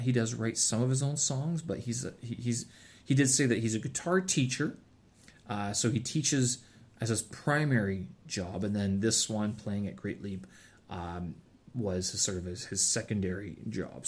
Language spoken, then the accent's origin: English; Canada; I'm Canadian